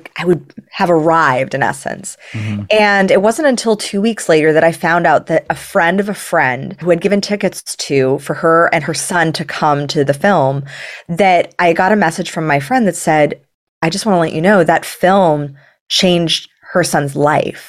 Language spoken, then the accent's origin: English; Los Angeles, California, United States; I grew up in Los Angeles